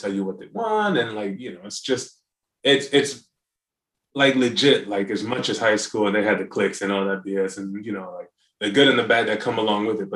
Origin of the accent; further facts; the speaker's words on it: North Carolina, United States; growing up in North Carolina